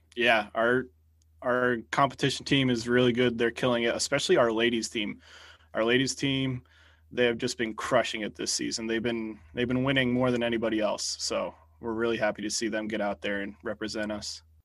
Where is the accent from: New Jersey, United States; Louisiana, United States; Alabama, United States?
New Jersey, United States; I'm from North Jersey or Central Jersey